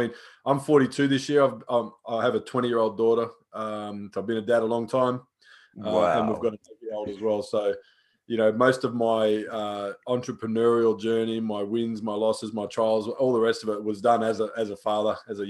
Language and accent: English; Australia; I grew up out here in Australia with a relatively strict military dad, you know, Vietnam veteran, all the rest of it. And we grew up in regional towns